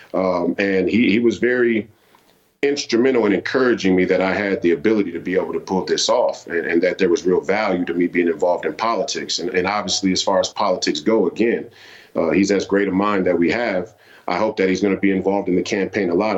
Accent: Minneapolis, Minnesota, United States; I'm a fifth generation Minnesotan and a product of the Twin Cities

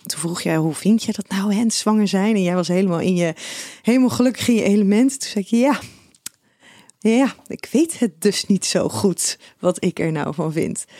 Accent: Schiedam, South Holland, Netherlands; jij komt ook uit Schiedam, net als ik

